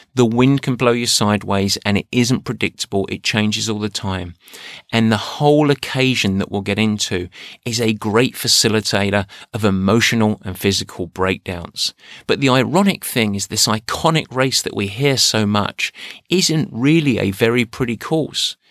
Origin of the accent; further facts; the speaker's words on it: Essex, East of England, United Kingdom; moved away; where I grew up in Essex. Yeah, I'm an Essex man